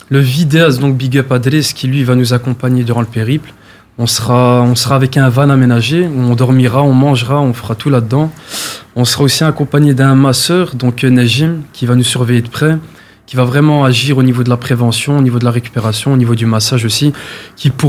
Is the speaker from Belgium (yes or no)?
yes; Brussels, Brussels-Capital Region, Belgium; donc moi, en résumé, donc voilà … 25 ans, je viens de Bruxelles dans la commune de Molenbeek.